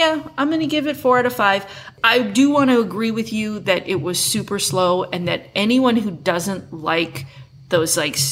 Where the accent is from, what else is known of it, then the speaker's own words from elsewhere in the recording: Midwest, United States; a teenage girl growing up in the Midwest